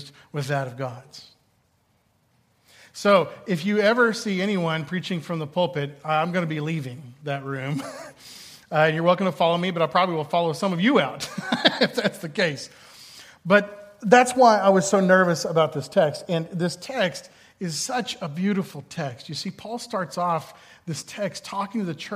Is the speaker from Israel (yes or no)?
no; Boston, Massachusetts, United States; as a Bostonian